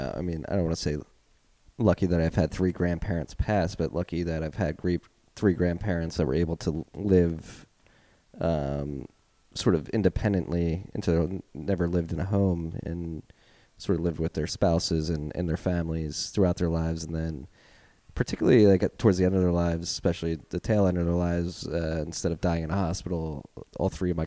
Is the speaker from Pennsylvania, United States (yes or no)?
yes; Philadelphia, Pennsylvania, United States; accent: Philly; my Philly accent